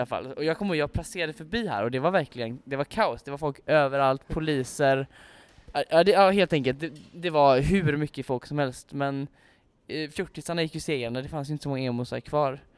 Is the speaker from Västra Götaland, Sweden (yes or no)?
yes; Gothenburg, Västra Götaland, Sweden; både jag och Samuel är ju infödda göteborgare